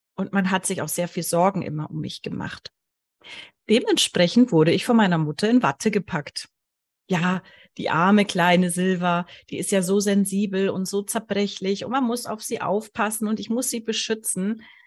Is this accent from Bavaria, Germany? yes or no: yes; Allgäu, Bavaria, Germany; ich wurde im Allgäu geboren